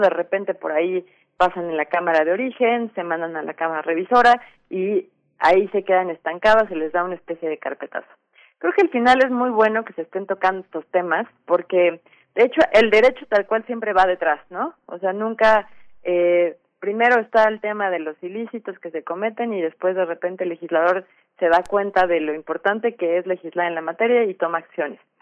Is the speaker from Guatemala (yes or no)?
no; Mexico; importante para todos como mexicanos